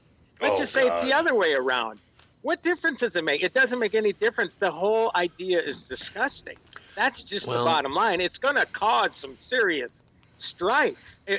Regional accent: Minnesota, United States; growing up in Minnesota

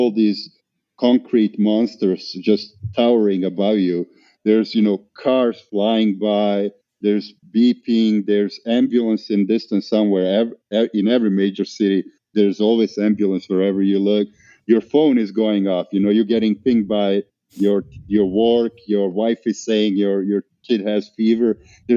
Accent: Montenegro; moved away as an adult; also born or lived in Bosnia; now in Atlanta, United States; We literally went on vacation to my father's country of Montenegro

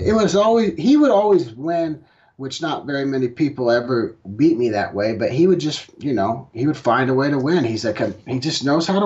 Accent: Oklahoma, United States; I'm from Oklahoma

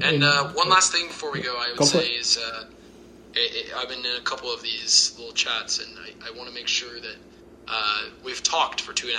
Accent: Houston, Texas, United States; I grew up while going to games. I grew up in Houston, H-Town, hold it down.

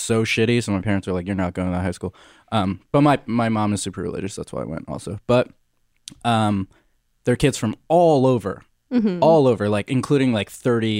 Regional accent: Long Island, New York, United States; I grew up in Long Island

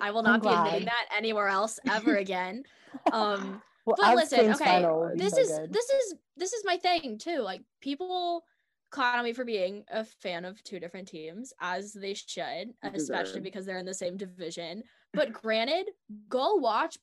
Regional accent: Winston-Salem, North Carolina, United States; I'm from a town called Winston-Salem

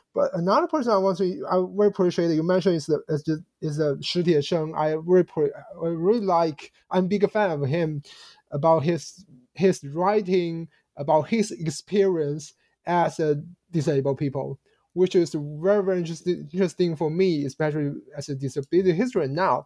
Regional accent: China; I grew up in China in the uh, uh in the 1990s when I was a child in elementary school

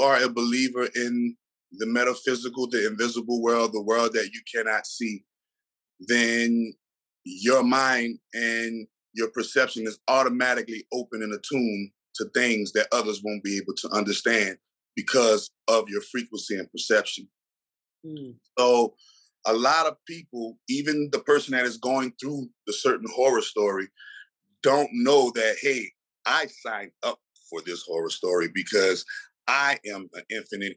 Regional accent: New Orleans, Louisiana, United States; I'm from New Orleans, Louisiana

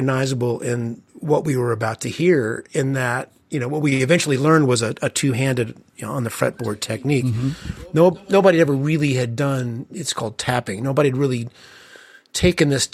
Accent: Evansville, Indiana, United States; my home where I grew up in Evansville, Indiana. So I kind of grew up in a smallish Midwestern town

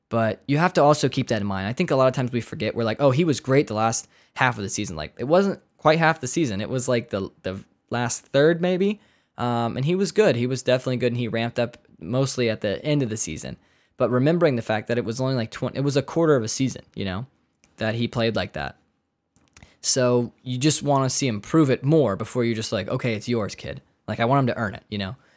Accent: United States; we're American

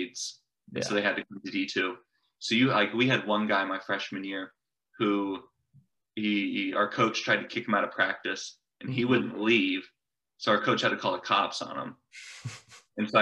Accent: Coppell, Texas, United States; growing up in Coppell

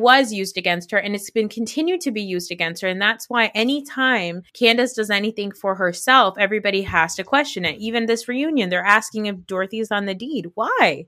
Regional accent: New Jersey, United States; I'm not even Italian. I'm just from New Jersey

